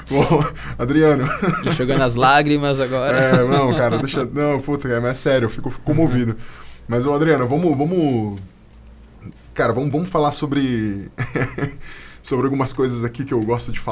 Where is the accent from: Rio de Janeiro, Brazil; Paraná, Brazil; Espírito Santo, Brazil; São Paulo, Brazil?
São Paulo, Brazil; É, a gente é de São Paulo.